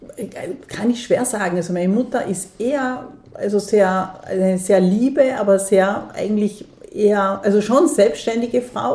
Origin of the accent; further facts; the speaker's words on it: Dornbirn, Vorarlberg, Austria; moved away; also born or lived in Bregenz; Ich bin in Bregenz geboren und in Dornbirn aufgewachsen